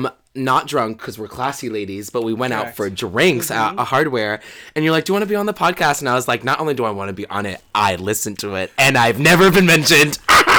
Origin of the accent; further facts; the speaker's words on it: Brooklyn, New York, United States; I'm from Brooklyn, New York, originally. Yeah, born and raised.